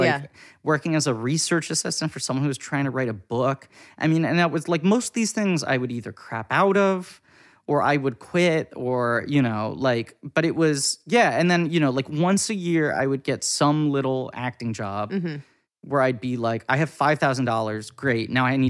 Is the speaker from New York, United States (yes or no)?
yes; New York, United States; I was very privileged growing up in New York.